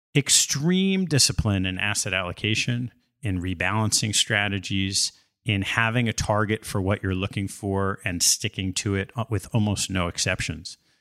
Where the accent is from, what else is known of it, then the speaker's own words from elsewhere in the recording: Westchester County, New York, United States; Grew up in the suburbs of New York, the mean streets of Westchester County